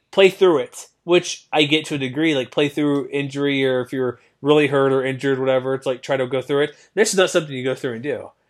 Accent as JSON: {"language": "English", "town": "Houston", "region": "Texas", "country": "United States", "tie": "born or raised there", "said": "I grew up in Houston"}